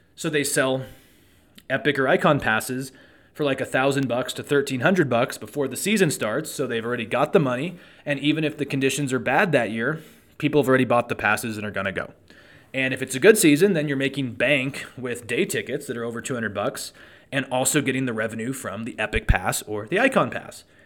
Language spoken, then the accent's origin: English; Truckee, California, United States; I grew up in Truckee